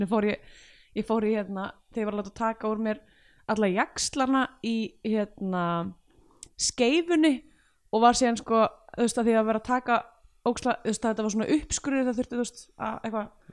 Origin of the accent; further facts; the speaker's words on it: Reykjavík, Capital Region, Iceland; í mjötinni það er svona ekkert langt frá mínum heimaslóðun